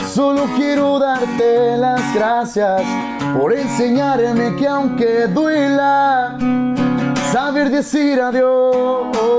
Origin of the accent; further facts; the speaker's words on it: Mexico; Soy, soy orgulloso de ser mexicano